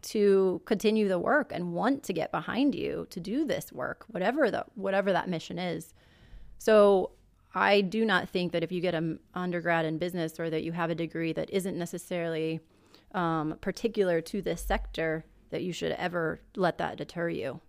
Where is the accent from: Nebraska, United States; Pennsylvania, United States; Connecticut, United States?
Nebraska, United States; Omaha; I was born and raised in Nebraska, Omaha, Nebraska, actually.